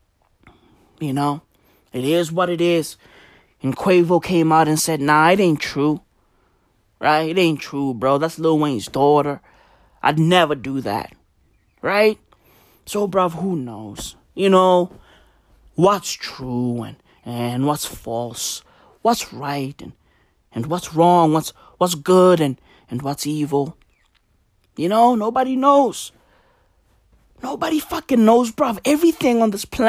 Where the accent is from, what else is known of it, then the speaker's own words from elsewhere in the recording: South Africa; I'm South African, right? And I owe my being to the hills and valleys of this fucking country